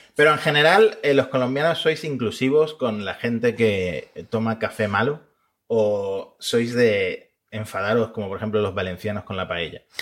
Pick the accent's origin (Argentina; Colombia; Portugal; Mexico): Argentina; now in Spain; como argentino